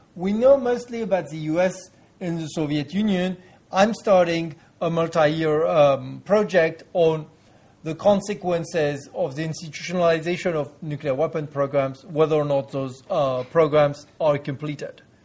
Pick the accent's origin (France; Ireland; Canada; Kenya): France; in my home country, France